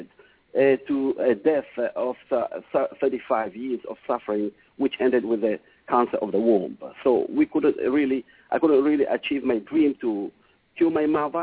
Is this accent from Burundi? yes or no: yes; Burundi; moved away; also born or lived in Oman; I was born in Africa, in Burundi.